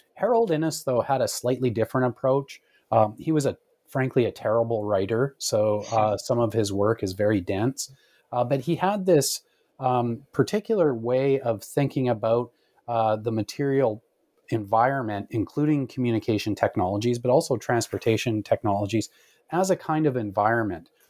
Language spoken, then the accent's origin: English; Canada; as a Canadian growing up